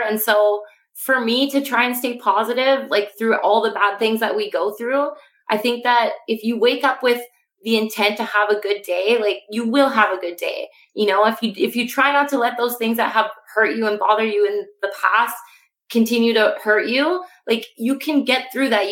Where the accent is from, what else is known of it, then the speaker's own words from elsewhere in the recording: Canada; I am from Canada